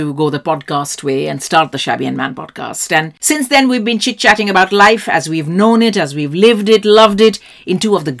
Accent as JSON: {"language": "English", "region": "Delhi", "country": "India", "tie": "born or raised there", "said": "I grew up in India, mostly in Delhi"}